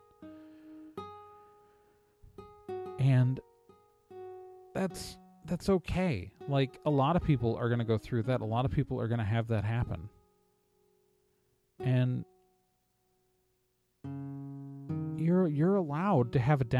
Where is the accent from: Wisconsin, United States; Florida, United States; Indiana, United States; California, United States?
Wisconsin, United States; Milwaukee; also born or lived in Chicago; I was born in Chicago, grew up mostly in Milwaukee